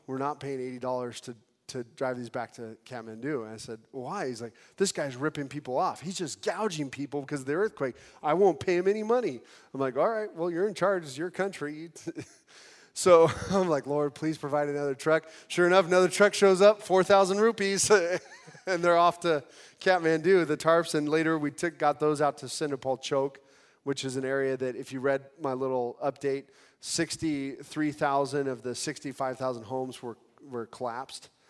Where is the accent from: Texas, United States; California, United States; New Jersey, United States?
California, United States; I'm from California.